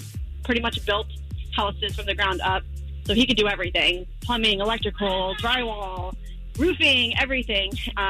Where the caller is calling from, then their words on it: Casselberry, Florida, United States; I'm calling from Castleberry.